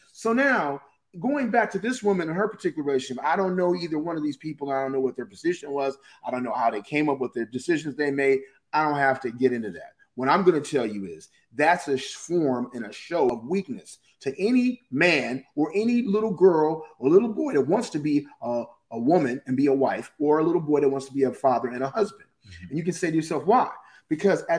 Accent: Pasadena, California, United States; I grew up in Pasadena in a very, very white Anglo-Saxon community

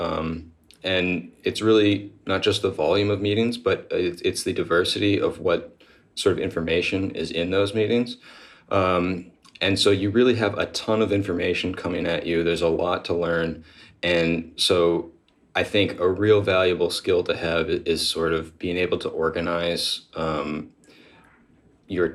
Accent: New Hampshire, United States; moved away as an adult; also born or lived in Austin, Texas; I grew up in New Hampshire, so I've been moving around the country slowly but surely

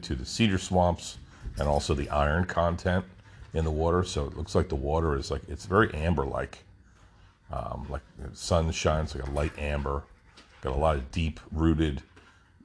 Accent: New Jersey, United States; moved away; growing up in Jersey

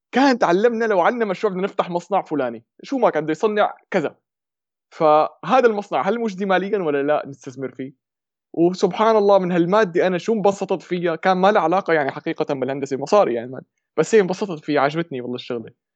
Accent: Syria; accent: Shami (Levantine); moved away as an adult; now in Germany; من سوريا يمكن باين من لهجتي فورا شامي

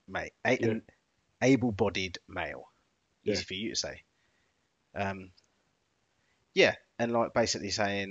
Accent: England, United Kingdom; I'm English

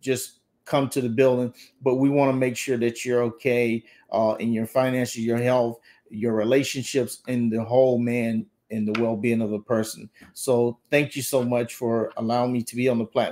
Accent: the South, United States; I was raised up in the South

